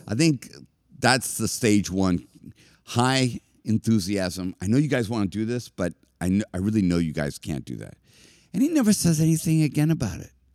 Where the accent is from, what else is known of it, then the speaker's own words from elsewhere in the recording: Boston, Massachusetts, United States; I was from Boston